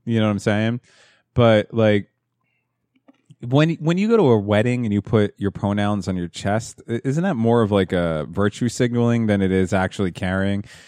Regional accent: New Jersey, United States; growing up in New Jersey

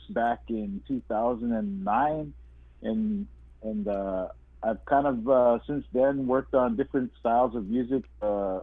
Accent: Little Saskatchewan First Nation, Interlake, Manitoba, Canada; I come from the Little Saskatchewan First Nation, located in the heart of the Interlake of Manitoba

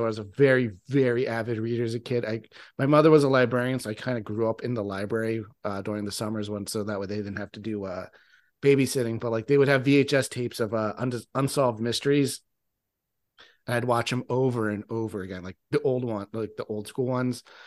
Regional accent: New Jersey, United States; I live in South Jersey, and I grew up in South Jersey, which is where the Pine Barrens are

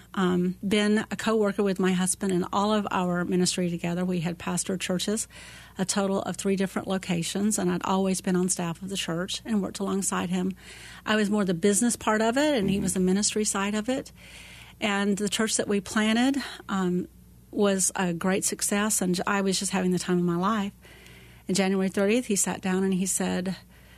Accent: Panama City, Florida, United States; moved away as an adult; now in Phoenix, United States; I grew up in Panama City, Florida, and I moved slowly across the West and landed here

